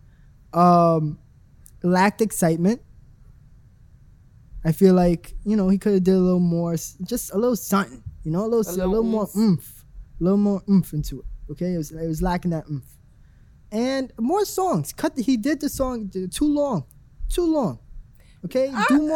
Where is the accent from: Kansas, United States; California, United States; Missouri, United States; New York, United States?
New York, United States; As a New Yorker